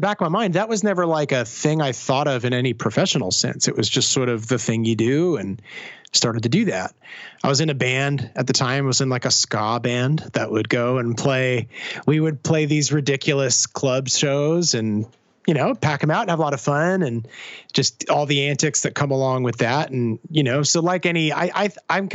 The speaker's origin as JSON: {"language": "English", "town": "Hamilton", "region": "Ontario", "country": "Canada", "tie": "born or raised there", "said": "Hamilton, bit of backstory, my hometown, was pretty rough."}